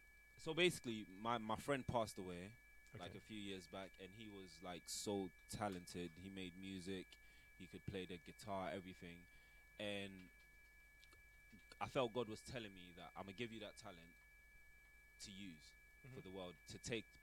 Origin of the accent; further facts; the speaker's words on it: Ghana; I'm an Afrobeat artist, born and raised in Ghana. I'm 25 years old